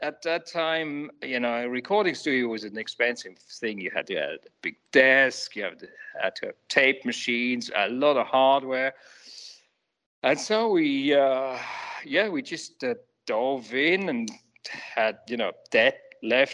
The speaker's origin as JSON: {"language": "English", "country": "Switzerland", "tie": "born or raised there", "said": "I grew up in Switzerland"}